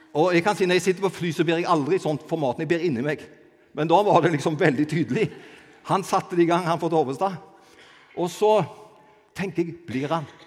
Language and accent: Norwegian; Avaldsnes, Rogaland, Norway; jeg er egentlig fra Avaldsnes, født og oppvokst på Avaldsnes